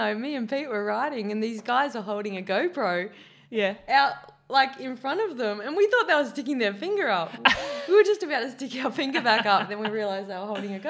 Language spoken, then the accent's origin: English; Adelaide, South Australia, Australia; accent: English twang; Let's put it down to I was born in Adelaide, so it's a bit English down there. So I got a bit of an English twang. And then I grew up on a farm for the first 5 years of my life.